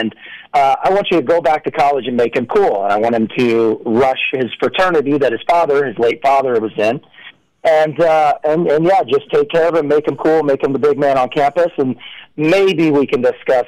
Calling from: California, United States; I am calling in from Orange County, California.

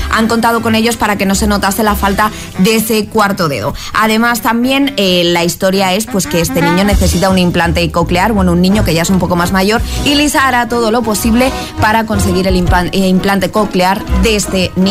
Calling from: Valencia, Valencian Community, Spain; Muy buenos días, agitadores. … de Valencia

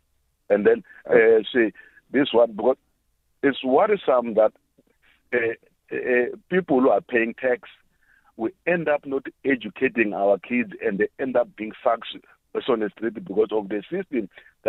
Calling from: South Africa; I'm phoning from Kruger National Park.

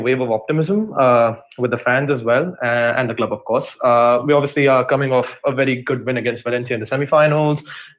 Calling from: Faridabad, Haryana, India; This is a place called Faridabad in a state called Haryana, which is a part of India.

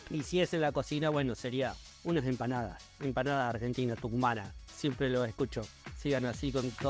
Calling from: Asturias, Spain; Hola, buenas tardes soy … de Asturias.

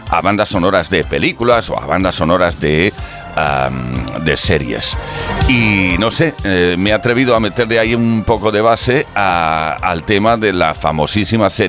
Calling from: Córdoba, Andalusia, Spain; de Córdoba, la sultana y mora

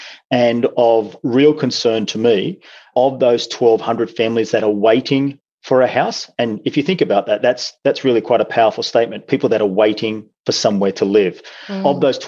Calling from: Newcastle, New South Wales, Australia; I'm joining you from Newcastle, unsurprisingly, today. Newcastle is the second largest city in New South Wales.

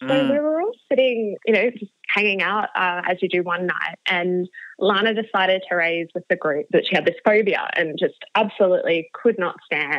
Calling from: Sydney, New South Wales, Australia; I am calling from Alexandria, Sydney today, from my current share house.

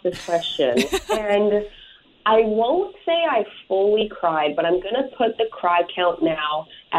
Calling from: Campbell River, British Columbia, Canada; I am calling you from Campbell River on beautiful Vancouver Island.

